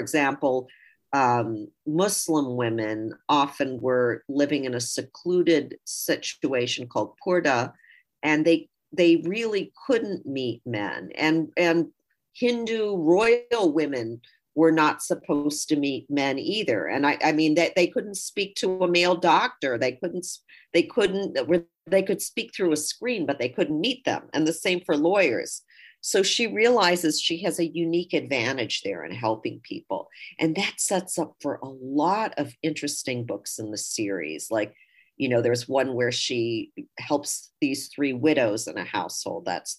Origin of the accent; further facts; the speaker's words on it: United Kingdom; born there; I should mention that my father's from India, my mom's from Germany, I was born in Britain.